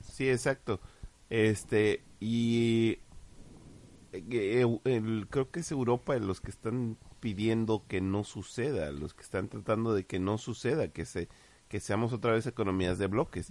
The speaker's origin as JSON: {"language": "Spanish", "country": "Mexico", "said": "como mexicanos"}